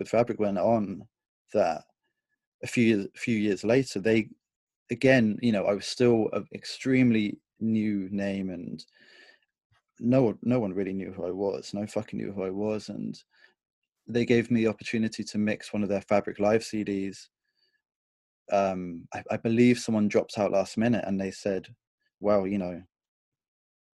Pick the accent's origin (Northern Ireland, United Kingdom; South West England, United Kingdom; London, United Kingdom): South West England, United Kingdom; Bournemouth; I was growing up in Bournemouth